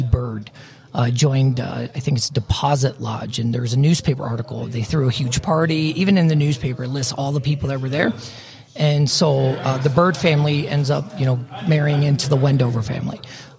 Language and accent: English; Nuremberg, Bavaria, Germany; born there; also born or lived in Louisiana / Colorado; So actually, I was born in Germany, Nuremberg, Germany. My dad's military.